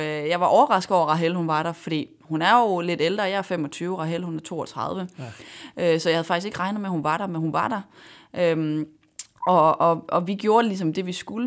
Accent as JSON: {"language": "Danish", "country": "Denmark", "said": "jeg var dansker"}